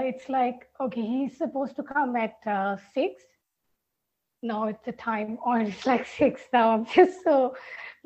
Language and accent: English; Sri Lanka; I am from Sri Lanka